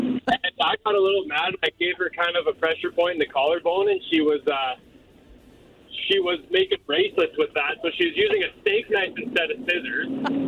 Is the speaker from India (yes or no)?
no; Canmore, Alberta, Canada; I was born and raised in Canmore, and I was 18